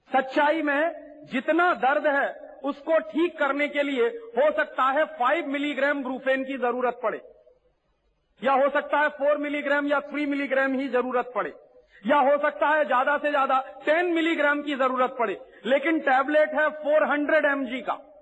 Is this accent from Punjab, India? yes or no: no; Allahabad, Uttar Pradesh, India; मेरे शहर में